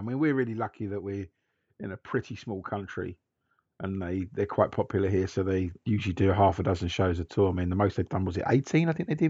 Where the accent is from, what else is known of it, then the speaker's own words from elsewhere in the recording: Canberra, Australian Capital Territory, Australia; I'm from Canberra, the capital, just to be clear.